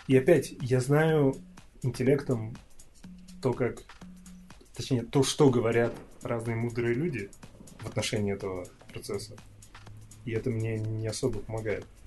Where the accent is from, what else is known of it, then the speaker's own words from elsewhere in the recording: Kazakhstan; Я из Казахстана